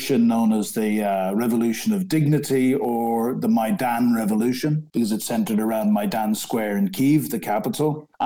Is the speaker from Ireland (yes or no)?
yes; Ireland; moved away as an adult; now in London, United Kingdom; I'm an Irishman, but I've lived in this great country for 34 years.